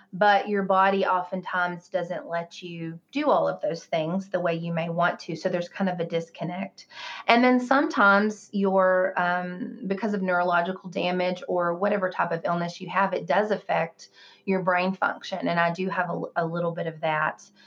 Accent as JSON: {"language": "English", "region": "the South", "country": "United States", "tie": "born or raised there", "said": "I grew up in the South"}